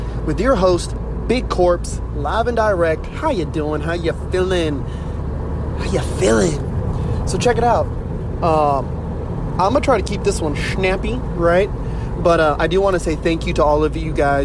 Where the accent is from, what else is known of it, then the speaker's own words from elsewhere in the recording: United States; I'm Native American